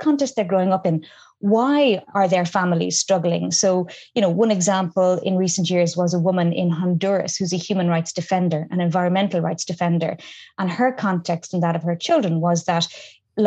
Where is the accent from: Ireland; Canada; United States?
Ireland; Ireland is a much more diverse country now than it was when I was growing up